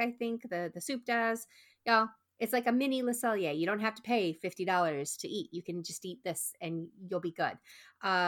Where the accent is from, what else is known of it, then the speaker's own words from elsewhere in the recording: Texas, United States; I'm from Texas